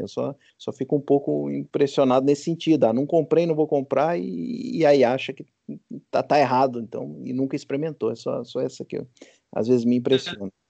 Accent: Brazil

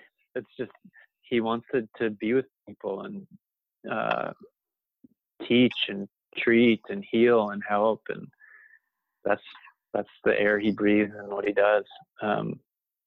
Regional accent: Louisville, Kentucky, United States; moved away; my hometown of Louisville, Kentucky

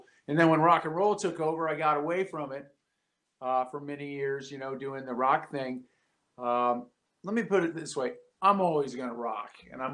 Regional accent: near Chicago, Midwest, United States; I grew up in the Midwest and near Chicago

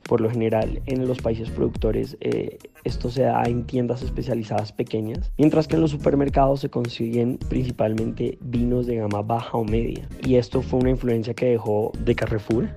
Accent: Bogotá, Colombia; soy colombiano, bogotano

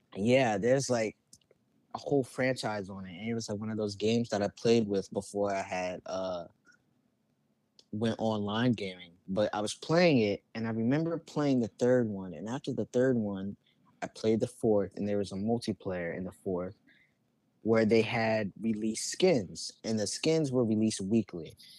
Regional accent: Richmond, Virginia, United States; I'm from Richmond, Virginia. Hell yeah. I was born and raised here

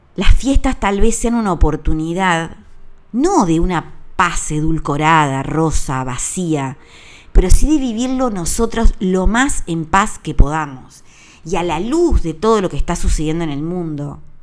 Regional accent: Uruguay; Yo compro los regalos en mi país, a emprendedores uruguayos celebro la Navidad con una mesa uruguaya

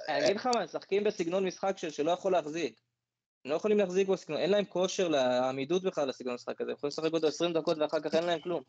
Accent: Northern District, Israel; אני בגלל שגדלתי בצפון

